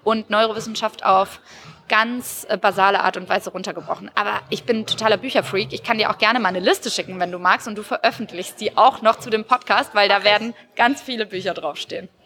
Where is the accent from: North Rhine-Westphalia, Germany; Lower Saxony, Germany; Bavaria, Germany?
Bavaria, Germany; Würzburg; born or raised there; now in Berlin, Germany